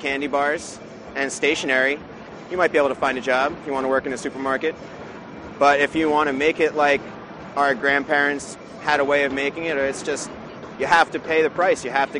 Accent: Vermont, United States; I'm from Vermont.

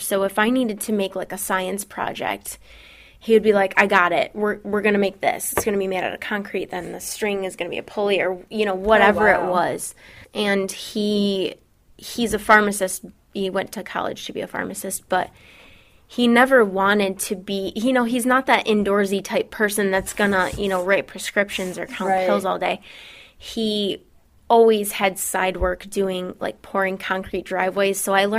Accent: Belding, Michigan, United States

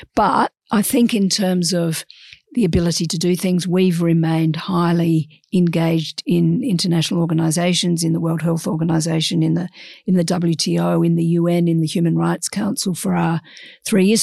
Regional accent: Australia; we're Australian

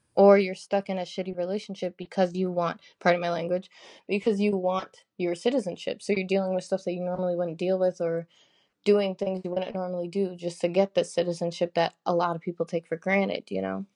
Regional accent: Wisconsin, United States; I was born in America, in Wisconsin, actually, so I do have citizenship

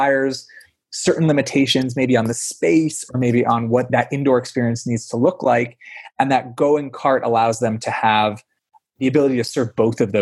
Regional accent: Pennsylvania, United States; it was Wegmans growing up in Pennsylvania

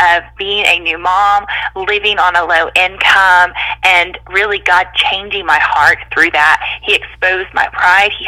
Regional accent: North Carolina, United States; moved away as an adult; also born or lived in Mississippi; I grew up in North Carolina

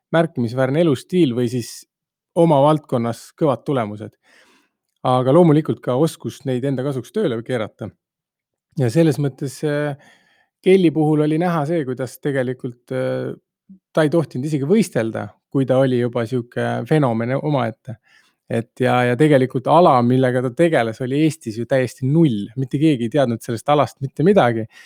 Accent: Tamsalu, Lääne-Viru County, Estonia; pärit olen Tammsalust sileda maa pealt

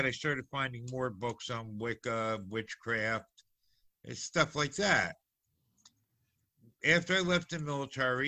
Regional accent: New Jersey, United States; Growing up in New Jersey, especially in an Italian neighborhood, you learned very quickly about the Malloy.

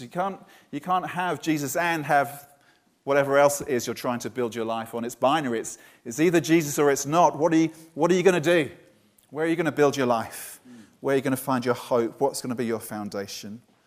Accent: Brighton, South East England, United Kingdom; also born or lived in Bournemouth; now in Poole, United Kingdom; my hometown was Brighton

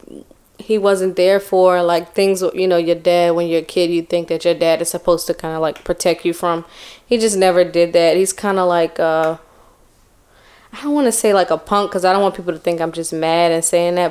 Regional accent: Charleston, South Carolina, United States; I'm from Charleston, but I was born in North Carolina.

